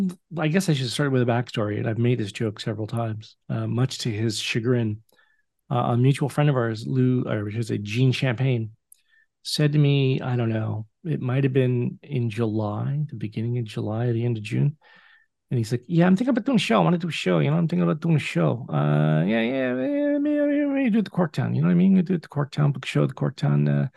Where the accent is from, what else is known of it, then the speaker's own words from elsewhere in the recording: Oshawa, Ontario, Canada; I need you to be the cheerleader that I've known for 29 years since the early days of us growing up in Oshawa.